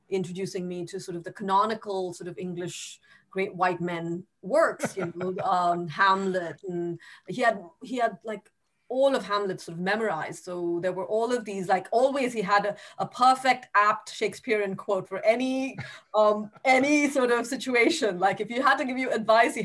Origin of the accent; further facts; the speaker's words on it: Chennai, Tamil Nadu, India; I grew up in Chennai, in what was Madras at that time. I did all of my schooling in Madras.